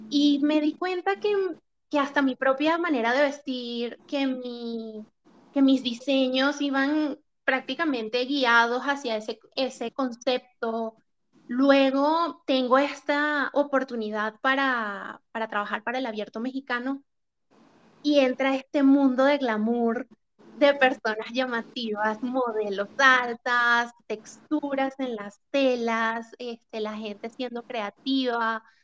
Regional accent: Venezuela; now in Chile; Luego, el otro como acontecimiento fue cuando me mudé de Venezuela a Chile y me enfrenté a la realidad de que tenía que meter prácticamente mi vida en dos maletas.

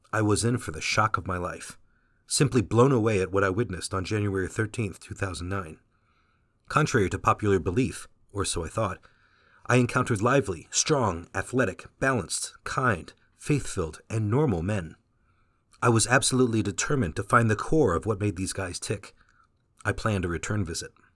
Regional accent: Fountain Valley, California, United States; first language Vietnamese; English is a second language; I was born in Fountain Valley, California.

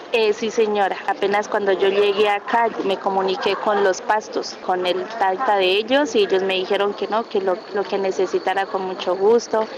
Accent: Cauca, Colombia; moved away as an adult; now in Armenia, Colombia; uno dice que viene el departamento del Cauca porque nos dicen que somos guerrilleros

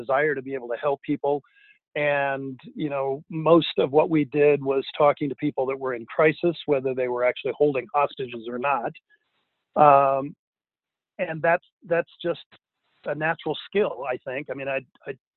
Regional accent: Denver, Colorado, United States; I grew up in Denver

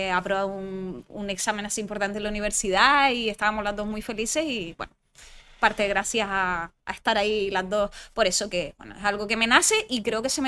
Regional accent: Canary Islands, Spain; first language French; Spanish is a second language; also born or lived in France; mi madre es francesa, mi padre es canario, y entonces, bueno, pues viví parte de mi infancia aquí en Gran Canaria y parte de mi infancia en Francia. De hecho, soy francófona y mis estudios los he cursado en francés

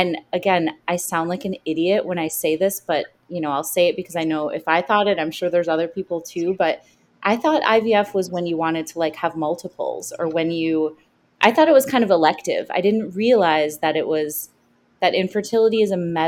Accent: Chicago, Illinois, United States; also born or lived in New York; now in New Jersey, United States; I am a Chicagoan, but I live in New Jersey right now. Just moved here from New York. But Chicago is my hometown always at heart

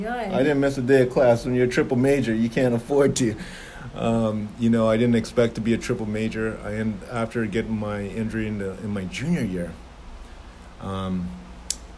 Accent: Toronto, Ontario, Canada; moved away; also born or lived in Jamaica / Toledo, Ohio; I'm Jamaican born, raised in Toronto, Canada

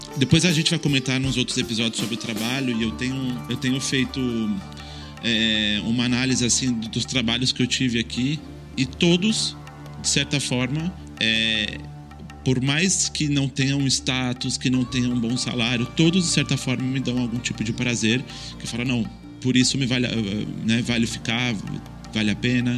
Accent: São Paulo, Brazil; moved away as an adult; now in Barcelona, Spain; eu sou de São Paulo, eu tenho 34 anos, eu moro em Barcelona há 10 anos

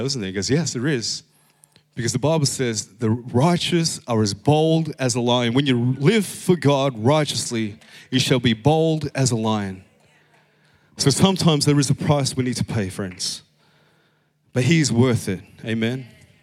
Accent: Philippines; I'm Filipino.

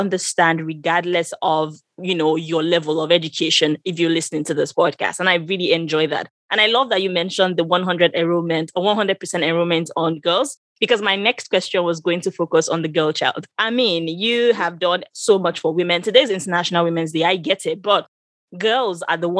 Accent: Northern Nigeria, Nigeria; I grew up in Northern Nigeria as well

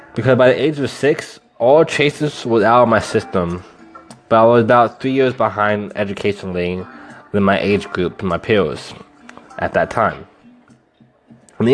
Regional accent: Lawrence, Kansas, United States; moved away as an adult; now in Austin, United States; I'm from Lawrence, Kansas, and now I live in Austin, Texas

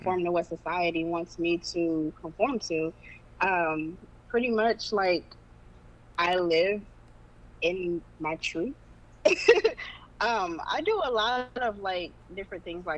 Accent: Dayton, Ohio, United States; I'm from Dayton, Ohio

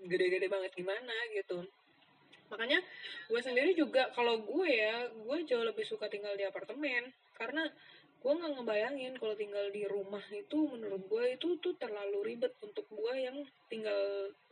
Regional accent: Surabaya, East Java, Indonesia; kan secara dari Surabaya tapi itu kan punya gue semua kasur gitu-gitu

